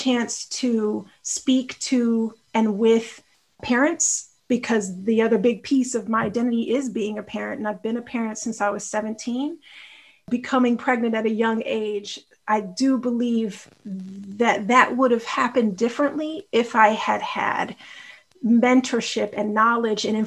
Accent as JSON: {"language": "English", "town": "Austin", "region": "Texas", "country": "United States", "tie": "born or raised there", "also_born_or_lived": "Chicago, Illinois / Houston, Texas", "said": "I live in Austin, Texas, born in Chicago, and my heart is in Chicago, is how I always feel it and frame it. And I grew up in Austin"}